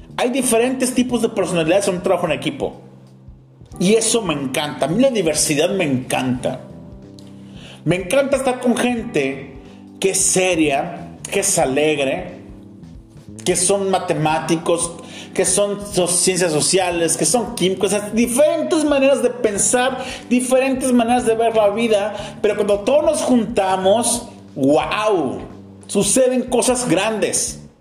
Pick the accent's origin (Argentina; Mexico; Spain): Mexico; como mexicanos